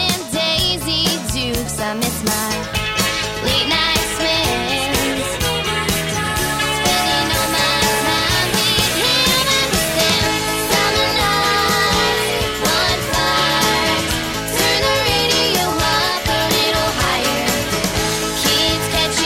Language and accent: English; New York City, New York, United States; a side of Brooklyn, my hometown.